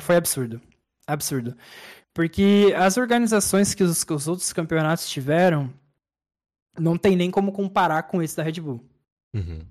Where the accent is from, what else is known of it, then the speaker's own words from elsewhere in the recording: Brazil; como brasileiro